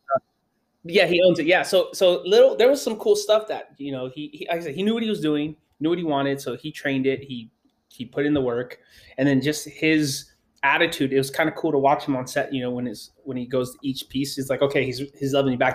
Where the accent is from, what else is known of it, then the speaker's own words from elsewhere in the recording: Los Angeles, California, United States; I grew up in Los Angeles